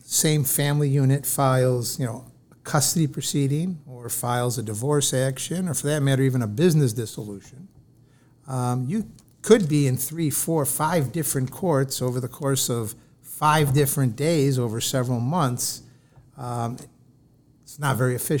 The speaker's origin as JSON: {"language": "English", "town": "Rochester", "region": "New York", "country": "United States", "tie": "born or raised there", "said": "I grew up just a few miles down the road from here. We're in Rochester, New York, in the city of Rochester"}